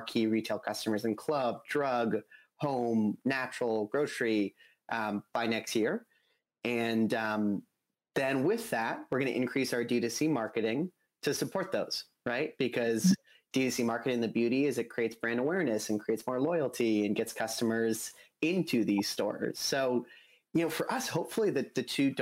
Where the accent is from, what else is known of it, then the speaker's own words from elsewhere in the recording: Boulder, Colorado, United States; I was born and raised in Boulder